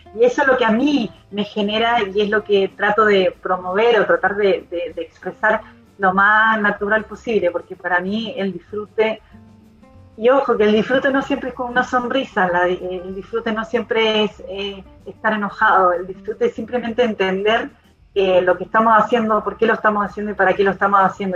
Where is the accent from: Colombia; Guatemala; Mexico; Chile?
Chile; como, chilena